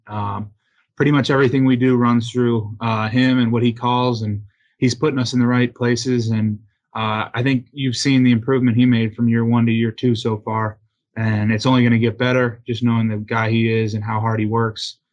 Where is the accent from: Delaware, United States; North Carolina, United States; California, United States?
Delaware, United States; moved away; Autism Delaware, uh, is a great organization in my hometown